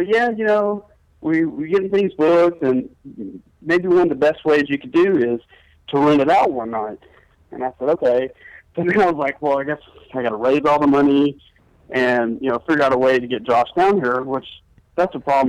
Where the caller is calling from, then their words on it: Houston, Texas, United States; Calling from Houston, Texas.